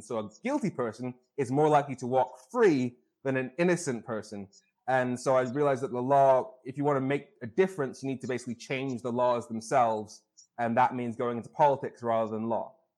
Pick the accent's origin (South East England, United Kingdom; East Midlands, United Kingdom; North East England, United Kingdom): North East England, United Kingdom; Darlington; I was born in the UK, in the north of England, in Darlington, uh, northeast